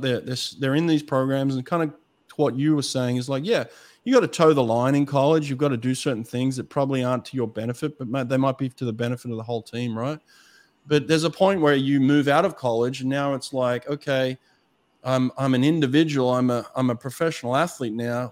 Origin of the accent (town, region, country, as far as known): Australia; accent: Australian; moved away as an adult; now in United States